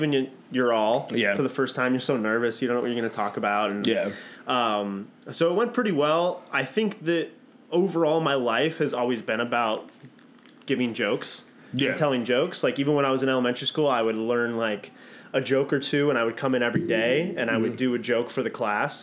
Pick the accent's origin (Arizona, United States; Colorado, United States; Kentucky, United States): Arizona, United States; Mesa; moved away as an adult; I'm from Mesa, Arizona.